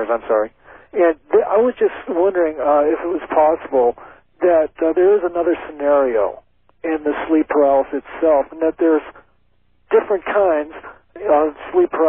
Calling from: Omaha, Nebraska, United States; I'm calling from Omaha, Nebraska.

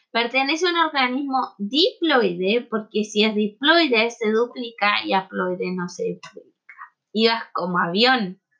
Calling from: Temuco, Araucanía, Chile; de Temuco.

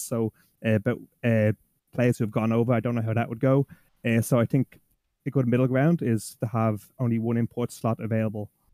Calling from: Dublin, Leinster, Ireland; I'm calling from Dublin, Ireland

